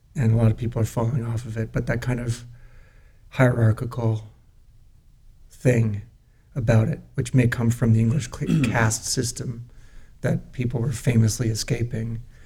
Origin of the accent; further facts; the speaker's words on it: Newton, Massachusetts, United States; now in Los Angeles, United States; in our comfortable suburban setting um, outside of Boston.